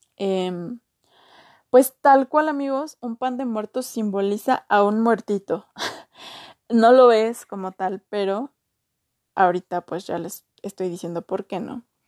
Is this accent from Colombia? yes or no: no; Mexico; de donde yo soy no, no se hace eso